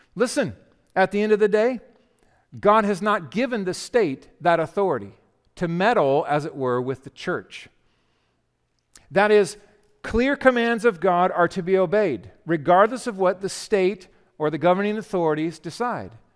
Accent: United States; We are Christian Americans

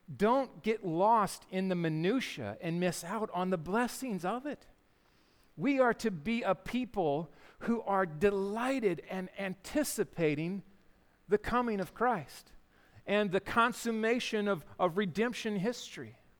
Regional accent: Yakima, Washington, United States; growing up in Yakima

